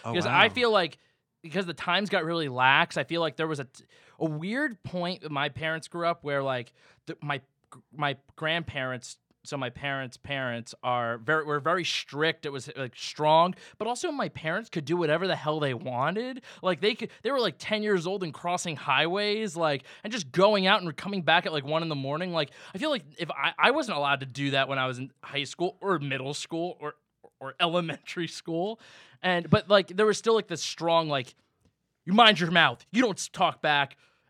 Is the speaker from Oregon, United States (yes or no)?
no; New Jersey, United States; I'm from New Jersey